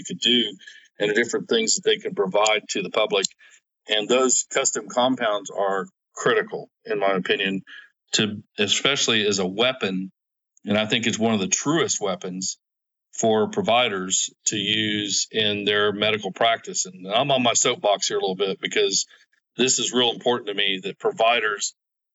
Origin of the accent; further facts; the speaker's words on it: Oklahoma, United States; I'm from Oklahoma